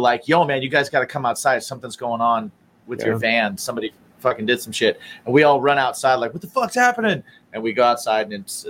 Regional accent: Midwest, United States; now in New York, United States; because I'm not from New York. I moved here from the Midwest.

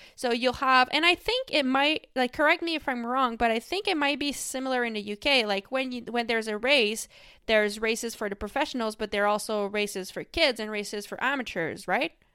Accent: Quebec, Canada; first language French; English is a second language; I raced mostly in the province of Quebec, which is where I'm from. Um, and that's, like, the French-speaking part of Canada. So, my first language is actually French

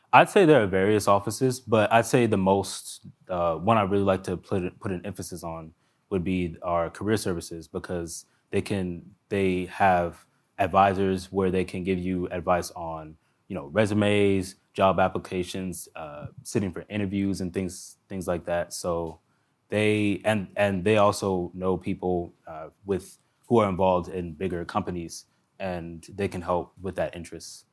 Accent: Montgomery County, Maryland, United States; I grew up in Montgomery County, Maryland

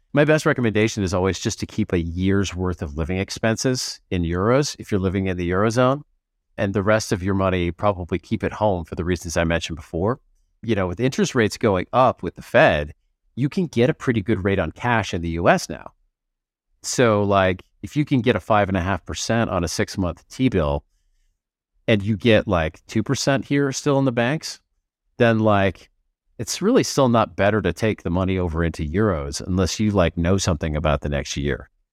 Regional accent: United States; now in Portugal; as an American

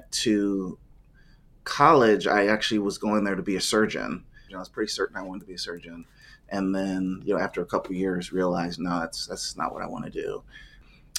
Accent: Ohio, United States; I grew up in Ohio, played soccer for most of my life, ran track

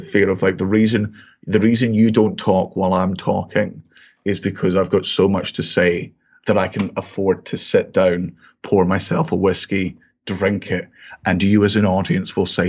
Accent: Scotland, United Kingdom; I got into whiskey and I'm like, I'm Scottish, and it's a strong drink

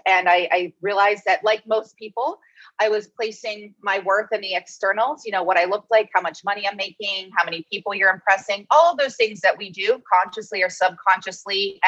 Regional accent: Cincinnati, Ohio, United States; moved away as an adult; also born or lived in Pennsylvania; I grew up in Cincinnati, Ohio

